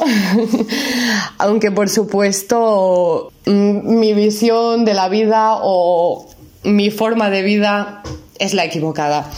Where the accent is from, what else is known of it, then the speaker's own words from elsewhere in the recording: Asturias, Spain; moved away as an adult; now in Poland; tengo 16 años y vengo de Asturias, una pequeña y muy bonita región del norte de España